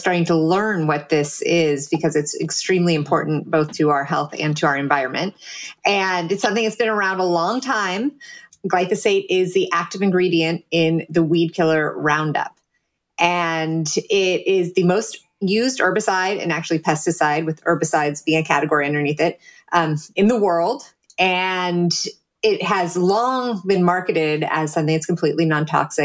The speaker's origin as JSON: {"language": "English", "area": "Silicon Valley", "region": "California", "country": "United States", "said": "I'm from Silicon Valley"}